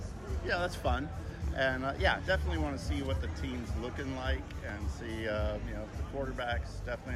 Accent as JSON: {"language": "English", "town": "Brookhaven", "region": "Georgia", "country": "United States", "said": "Brookhaven, class of 83."}